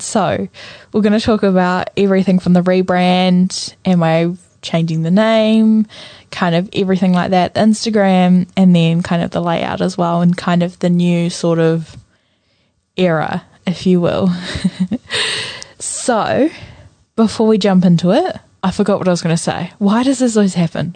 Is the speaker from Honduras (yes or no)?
no; Napier, Hawke's Bay, New Zealand; moved away; I'm originally from Napier.